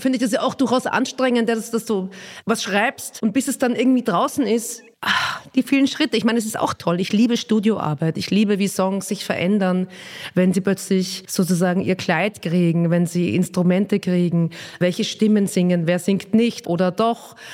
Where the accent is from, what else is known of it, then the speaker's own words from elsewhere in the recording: Vienna, Austria; accent: Viennese; moved away as an adult; also born or lived in Nuremberg, Germany / Röthenbach, Germany; now in Berlin, Germany; Und dann, als ich ungefähr zehn war, sind wir in den Süden von Wien gezogen, weil mein Papa in Wien einen Job gekriegt hat.